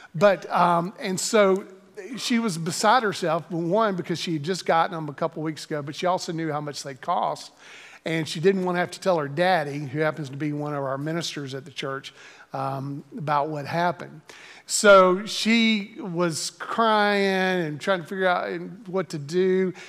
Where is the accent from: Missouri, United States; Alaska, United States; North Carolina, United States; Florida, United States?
North Carolina, United States; Greensboro; I had the opportunity to serve in my home church in Greensboro, North Carolina. Um, I, eh, had grown up in this church and, uh, graduated from the university that was in my hometown.